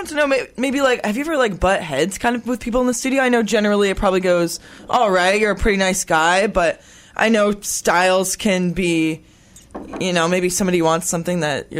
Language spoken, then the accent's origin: English; Trenton, Ontario, Canada; moved away as an adult; also born or lived in Belleville; now in Hamilton, Canada; it's Trenton, Ontario.